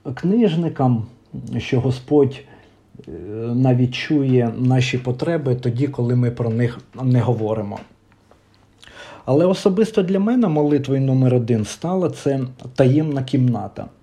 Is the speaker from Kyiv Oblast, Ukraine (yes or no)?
yes; Vyshneve, Kyiv Oblast, Ukraine; в Вишневому, звідки я родом